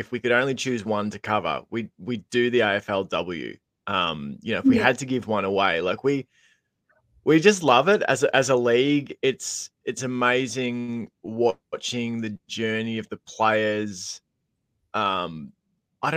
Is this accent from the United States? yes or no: no; Geelong, Victoria, Australia; I remember growing up in Geelong